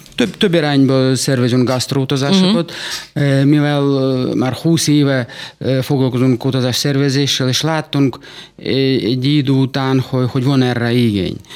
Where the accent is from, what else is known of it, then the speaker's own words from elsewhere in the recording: Saratov, Saratov Oblast, Russia; Hungarian is a second language; moved away as an adult; now in Hungary; Oroszországban születtem, Száratov uh-huh. Mhm. városban